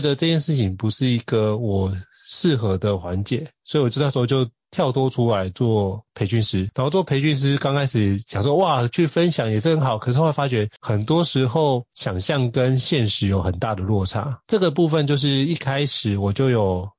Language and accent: Chinese; Taiwan; also born or lived in Miami, United States; 绝对不如你在台湾的方便。毕竟土生土长那么多年